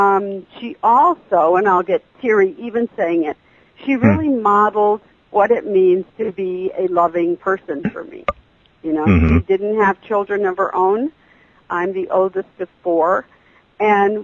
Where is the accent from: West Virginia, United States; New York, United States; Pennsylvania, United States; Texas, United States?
Texas, United States; being a child of the desert and of the U.S.-Mexico border